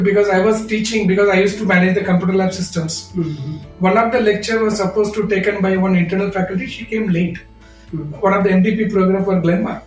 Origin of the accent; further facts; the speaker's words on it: Kanchipuram, Tamil Nadu, India; moved away as an adult; now in Mumbai, India; I'm basically from Kanchipuram